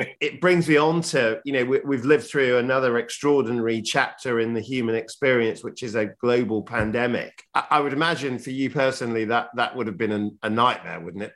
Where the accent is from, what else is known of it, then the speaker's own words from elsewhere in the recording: Yorkshire and the Humber, United Kingdom; as a Yorkshireman